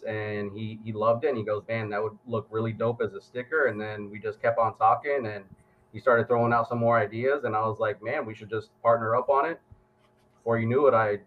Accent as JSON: {"language": "English", "town": "Miami", "region": "Florida", "country": "United States", "tie": "born or raised there", "said": "Born and bred in Miami."}